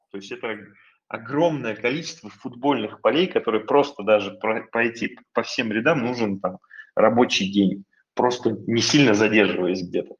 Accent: Russia; also born or lived in California, United States

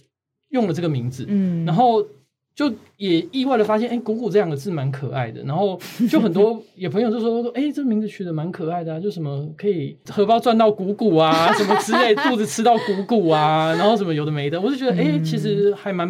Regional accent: Chiayi, Chiayi County, Taiwan; also born or lived in Australia; 在小时候在嘉义的生活

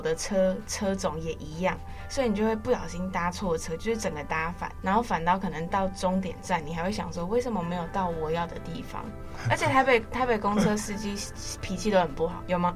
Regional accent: Miaoli County, Taiwan; moved away as an adult; now in Taipei, Taiwan; 我其实苗栗人

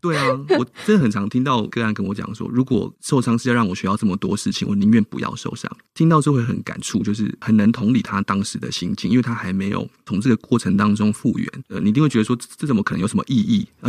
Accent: Tainan, Taiwan; 那我就决定了回到台南，好，回到我的故乡

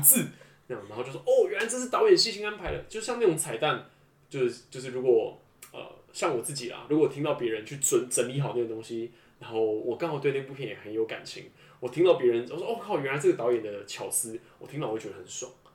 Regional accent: northern Taiwan, Taiwan; also born or lived in Pingtung; 因为我本身我家里我是北部人嘛，所以基隆对我来说还是在通勤范围之内

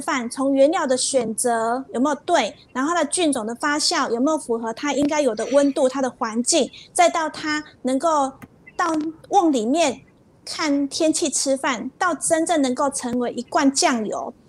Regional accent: Taiwan; 我们就是台湾人

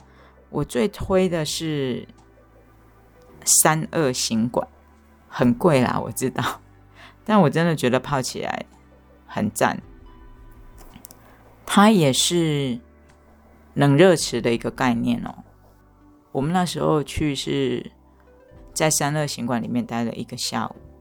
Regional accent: Chiayi, Taiwan; 虽然我是嘉义人，但是我接触到这个温泉的时间点还是去年的十一月。

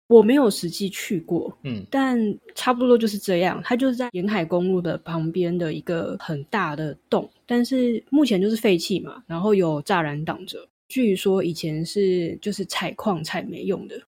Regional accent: Kaohsiung, Taiwan; 虽然我是高雄人

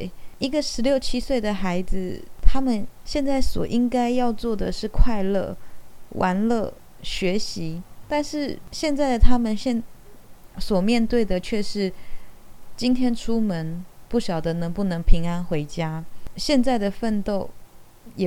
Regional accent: Taiwan; 所以，我觉得身为台湾人，我们更加不能缺席。

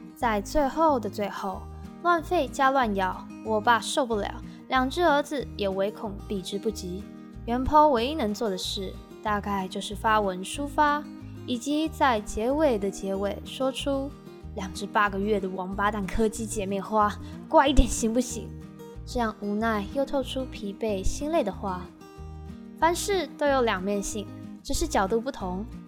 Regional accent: Taiwan; 身为台湾人，从小的教育不一定有 A、B、C， 但一定有 Pokemon

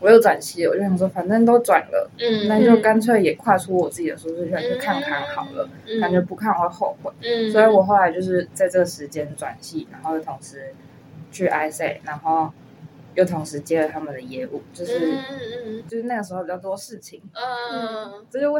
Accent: Kaohsiung, Taiwan; moved away as an adult; 因为我是高雄人

